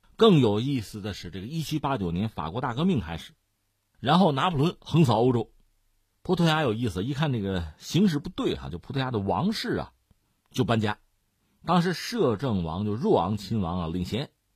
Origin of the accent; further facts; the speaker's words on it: China; 我们中国人